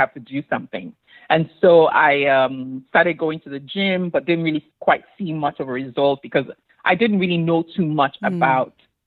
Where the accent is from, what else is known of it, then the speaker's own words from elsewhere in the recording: Lagos, Nigeria; moved away as an adult; also born or lived in Enugu / Arondizogu, Imo State; now in United States; I grew up in Lagos. I went to elementary, primary school, secondary school, and then I also went to college in Lagos as well